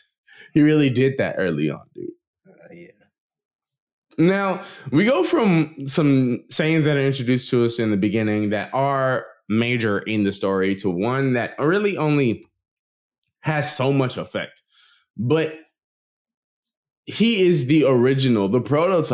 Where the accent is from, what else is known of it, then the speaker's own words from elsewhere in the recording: United States; we're American